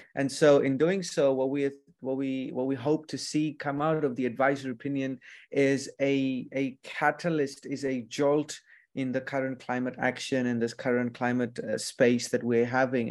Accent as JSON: {"language": "English", "country": "Fiji", "said": "I'm from Fiji"}